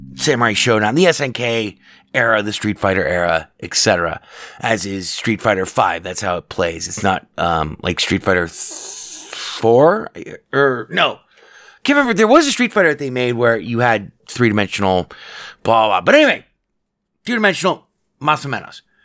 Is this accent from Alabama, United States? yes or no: no; Las Vegas, Nevada, United States; I grew up in Vegas